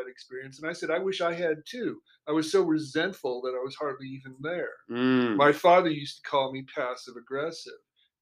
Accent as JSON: {"language": "English", "town": "Anchorage", "region": "Alaska", "country": "United States", "tie": "born or raised there", "said": "I grew up in Anchorage, Alaska"}